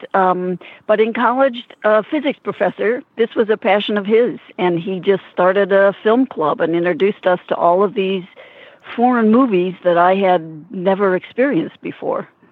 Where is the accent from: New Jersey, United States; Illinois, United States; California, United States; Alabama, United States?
Illinois, United States; Peoria; moved away; I'm going to my hometown of Peoria, Illinois.